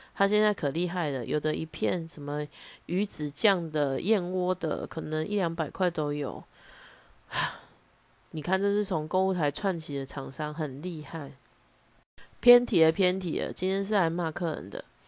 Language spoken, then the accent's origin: Chinese; Taichung, Taiwan; accent: Taichung; 我相信大家可以从我的腔调里面听得出来我是哪里人，但是有必要用很凶质疑的口气说你是台中人对不对？